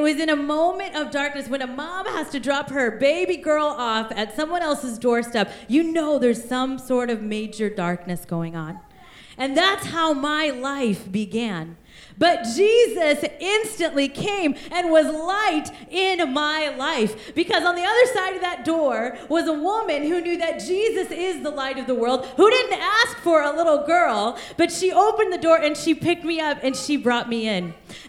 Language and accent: English; India; born there; And I was born in the country of India. And on the first day that I was born, I was orphaned.